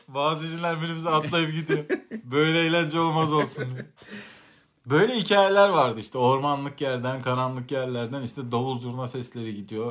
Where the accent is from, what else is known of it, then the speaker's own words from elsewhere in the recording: Central Anatolia, Turkey; Biz de Orta Anadolu'da, e, cinlerin cin düğünü hikayeleriyle çok büyüdük.